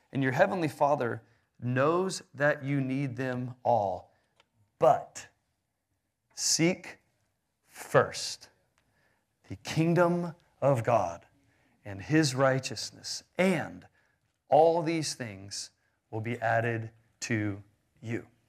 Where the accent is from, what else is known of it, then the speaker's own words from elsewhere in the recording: Houston, Texas, United States; I grew up in Houston in a wealthy, uh, American suburbia